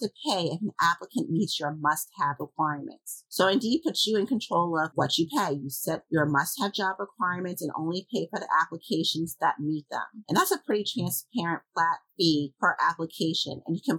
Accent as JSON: {"language": "English", "region": "New York", "country": "United States", "moved": "yes", "said": "I'm from New York"}